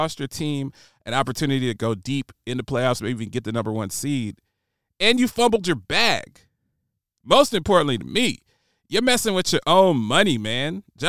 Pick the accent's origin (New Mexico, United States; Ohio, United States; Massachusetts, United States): Ohio, United States; Columbus; while I'm riding around on my BMX bike in suburban Columbus, Ohio, going to play pickup basketball, in my mind, I was a gangster. But I grew up in a white picket fence community.